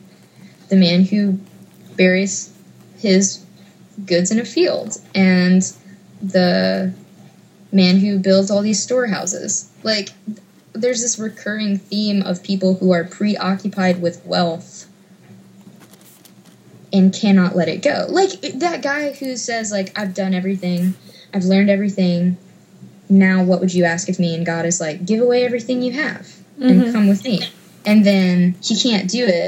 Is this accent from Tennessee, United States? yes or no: yes; Memphis, Tennessee, United States; I grew up in Memphis